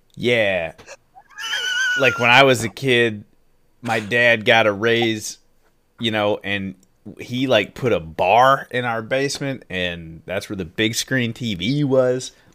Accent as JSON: {"language": "English", "region": "Midwest", "country": "United States", "tie": "born or raised there", "said": "As a Midwest kid"}